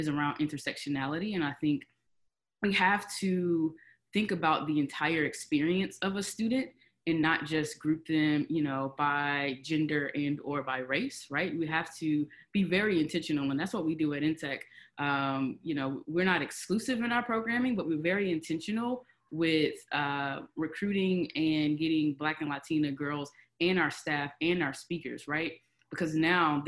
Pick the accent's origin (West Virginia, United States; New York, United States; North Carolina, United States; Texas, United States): North Carolina, United States; Charlotte; also born or lived in Rocky Mount, North Carolina; I grew up in Charlotte. I was originally born in Rocky Mount, North Carolina. I grew up in Charlotte